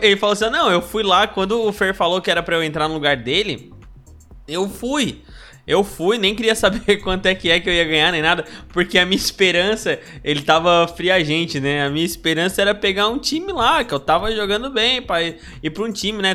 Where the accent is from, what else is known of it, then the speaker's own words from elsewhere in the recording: Brazil; a gente é brasileiro